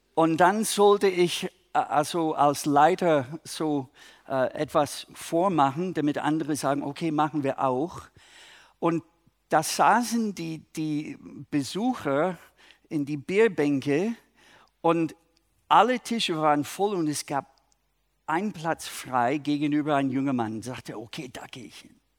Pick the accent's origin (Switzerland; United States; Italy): United States; Minnesota; German is a second language; now in Germany; eigentlich aus Minnesota, aber ich wohne in Deutschland